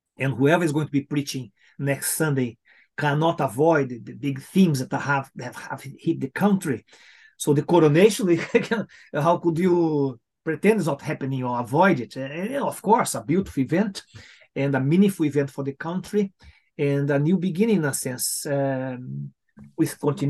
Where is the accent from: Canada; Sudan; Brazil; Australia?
Brazil; moved away as an adult; now in United Kingdom; I come from Latin America, as you said, from Brazil